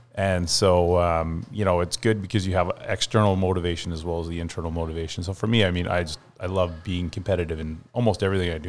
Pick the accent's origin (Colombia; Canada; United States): Canada; West Vancouver, British Columbia; also born or lived in Ontario; now in South Surrey, Canada; I was born in Ontario, grew up mm. in Lower Mainland, grew up on the North Shore